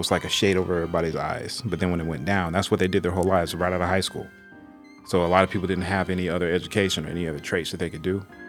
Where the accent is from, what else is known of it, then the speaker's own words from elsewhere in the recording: Detroit, Michigan, United States; moved away; my family, we came from the Motor City, from Detroit.